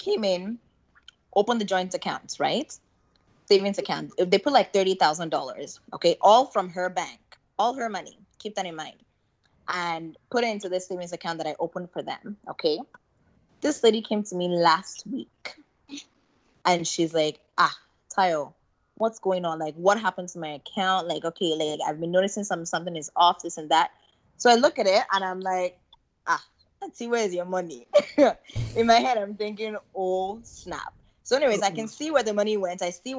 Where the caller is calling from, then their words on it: Canada; I'm calling from Canada.